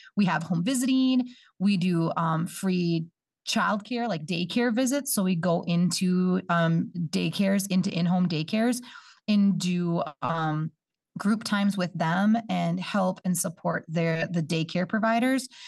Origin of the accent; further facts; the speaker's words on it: Bemidji, Minnesota, United States; moved away; I'm not from this area. I'm from, um, up north. I'm from Bemidji, Minnesota.